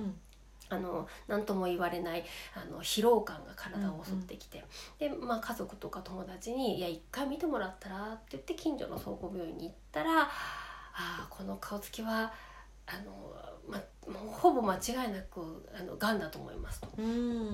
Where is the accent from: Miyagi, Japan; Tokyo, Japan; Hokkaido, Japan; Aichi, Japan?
Hokkaido, Japan; Sapporo; 札幌生まれ札幌育ちの